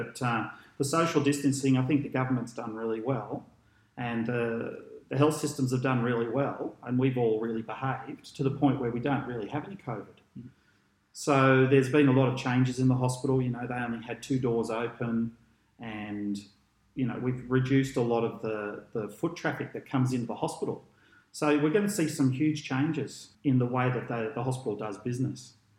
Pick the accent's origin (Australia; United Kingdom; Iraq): Australia; Port Fairy, Victoria; born there; Born in Port Fairy in Victoria. That's just a lovely little place on the Great Ocean Road there.